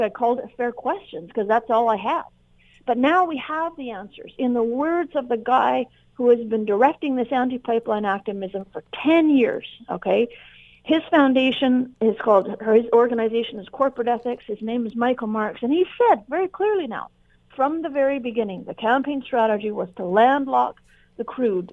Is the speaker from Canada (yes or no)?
yes; Canada